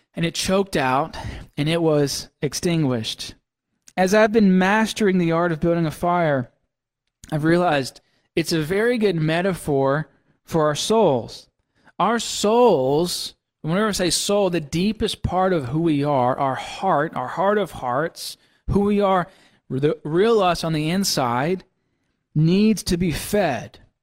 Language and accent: English; Mississippi, United States; moved away; growing up in Mississippi